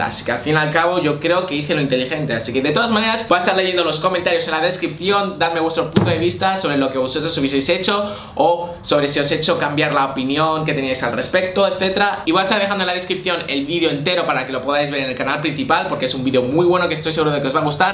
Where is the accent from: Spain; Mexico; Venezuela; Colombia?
Spain; soy español